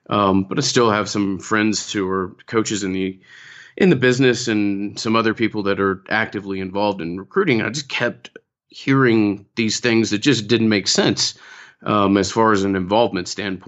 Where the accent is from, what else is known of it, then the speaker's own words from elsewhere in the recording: Atlanta, Georgia, United States; Yeah, I'm born and raised in Atlanta and live here today.